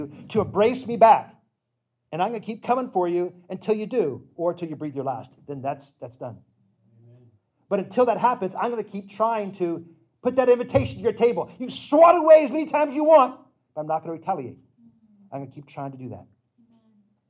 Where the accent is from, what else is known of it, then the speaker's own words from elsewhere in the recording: the South, United States; I grew up religious in the South